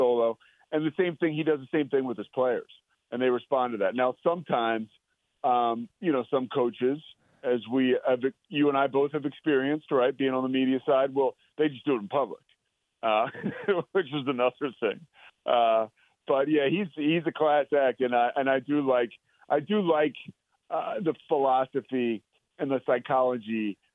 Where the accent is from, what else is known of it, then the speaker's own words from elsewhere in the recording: Villanova, Pennsylvania, United States; also born or lived in Richmond, Virginia; now in Waco, United States; I'm a guy from the Northeast. I went to college at the University of Richmond, but a Villanova guy. I grew up in the shadow of the university